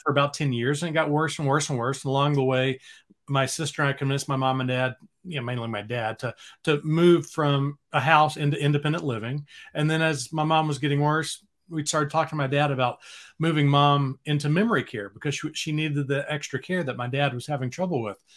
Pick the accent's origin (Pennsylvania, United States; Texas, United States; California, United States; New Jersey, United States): Texas, United States; Dallas; moved away as an adult; now in Austin, United States; I grew up in the Dallas area